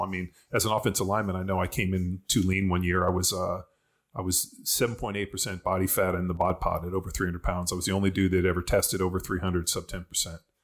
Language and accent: English; Torrance, California, United States; also born or lived in Berkeley / Orange County; I grew up in Torrance Palos Verdes.